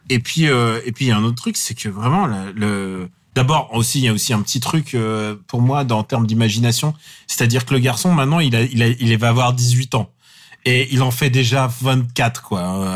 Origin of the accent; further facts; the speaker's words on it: Russia; now in France; je parle à mon fils en russe